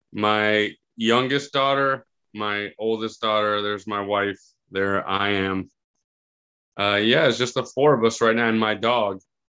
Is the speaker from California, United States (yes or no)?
no; Miami, Florida, United States; also born or lived in Key Biscayne; Born and raised in Miami. Lived in Key Biscayne till I was about 4 or 5, and then moved back when I was 19.